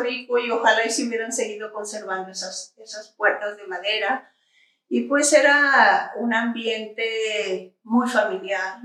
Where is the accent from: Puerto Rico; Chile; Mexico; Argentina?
Mexico; Villanueva, Zacatecas; born or raised there; now in Zacatecas, Mexico